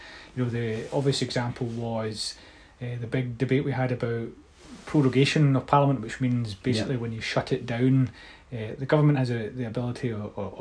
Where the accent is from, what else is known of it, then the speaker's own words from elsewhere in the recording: Scotland, United Kingdom; the best thing about being Scottish is I think we have a good sense of humour